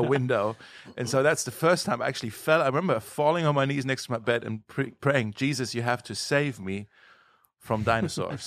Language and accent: English; Germany; moved away as an adult; So I was born in Germany in the year nineteen eighty-three